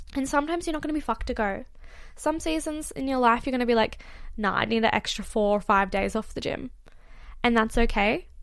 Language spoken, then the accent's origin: English; Australia; I am actually Australian, and I'm currently in the U K